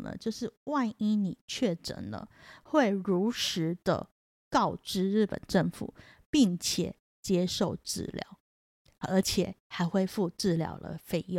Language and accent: Chinese; Taiwan; 我们台湾人